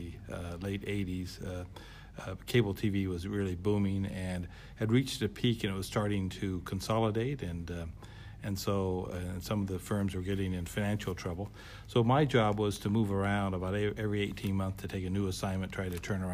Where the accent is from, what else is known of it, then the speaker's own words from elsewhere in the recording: Arizona, United States; moved away as an adult; now in New Zealand; I'm from Arizona, originally Arizona in the States